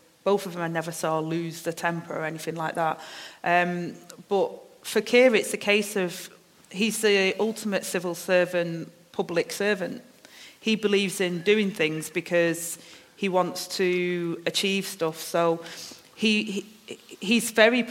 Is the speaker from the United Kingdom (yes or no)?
yes; Manchester, North West England, United Kingdom; I've got my accent, I'm from Manchester, I speak a certain way